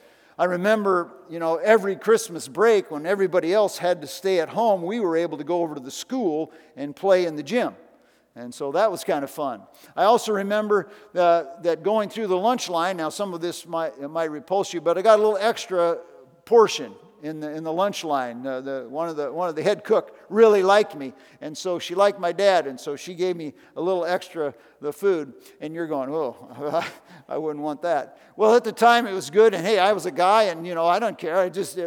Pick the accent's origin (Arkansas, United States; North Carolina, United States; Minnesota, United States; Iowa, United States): Iowa, United States; So I moved from town to town. People asked me where I'm from, and I'd say I'm from Iowa, okay?